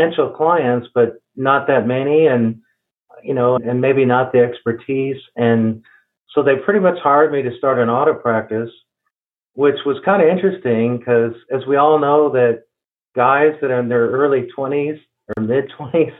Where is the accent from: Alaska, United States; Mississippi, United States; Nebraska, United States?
Nebraska, United States; Omaha; moved away as an adult; also born or lived in Austin, Texas / Houston, Texas; I came from Omaha, Nebraska originally, my native town